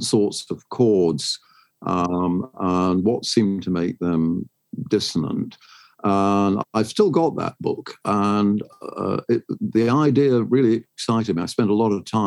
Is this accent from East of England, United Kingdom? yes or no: no; London, United Kingdom; also born or lived in Sheffield; I first became aware of the world in Sheffield and lived there through World War II, including the Blitz there. And then between VE and VJ Day, my family moved to London. By the time I was 10, I was living in a suburb in London. And I stayed there until I got into academia